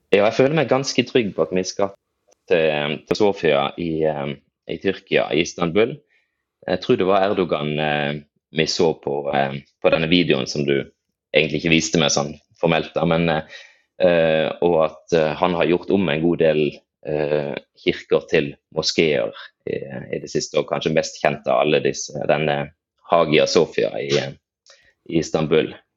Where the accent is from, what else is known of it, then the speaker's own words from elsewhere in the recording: Farsund, Agder, Norway; now in Bergen, Norway; så regner jeg meg nok egentlig som farsundsgutt opprinnelig